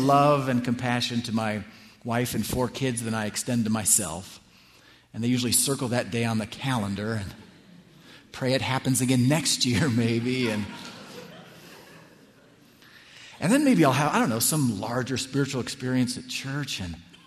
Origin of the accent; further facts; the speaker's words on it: California, United States; moved away as an adult; now in Washington, D.C., United States; I grew up here in California